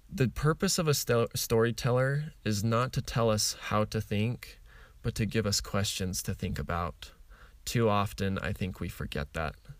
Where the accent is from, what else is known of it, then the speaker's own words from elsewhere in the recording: Utah, United States; I grew up in Utah